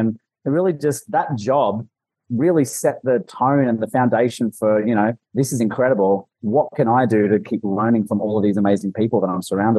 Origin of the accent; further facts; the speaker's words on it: Newcastle, New South Wales, Australia; accent: Ocker; also born or lived in Los Angeles, United States; now in New York, United States; I grew up in Newey